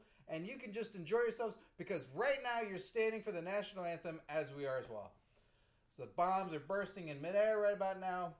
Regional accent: Canada; Next time, I'm just going to sit there and go, I'm Canadian, kiss my ass.

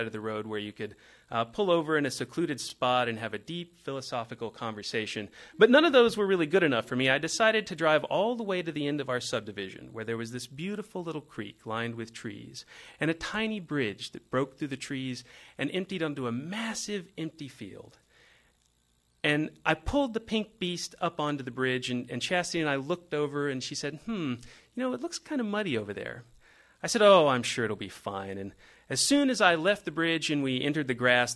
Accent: just outside of Dallas, Texas, United States; we grew up in the Bible Belt, just outside of Dallas, Texas

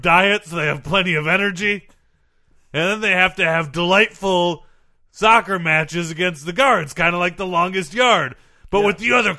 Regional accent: United States; Because I'm from America.

